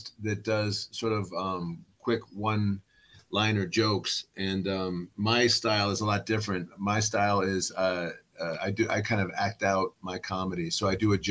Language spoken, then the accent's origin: English; Cleveland, Ohio, United States; also born or lived in Lafayette, Indiana / Virginia; I grew up basically in a suburb on the east side of Cleveland